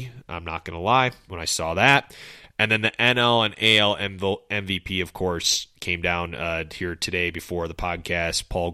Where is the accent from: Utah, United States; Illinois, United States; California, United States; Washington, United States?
Illinois, United States; Carpentersville; our high school, Dundee Crown High School in Carpentersville, Illinois.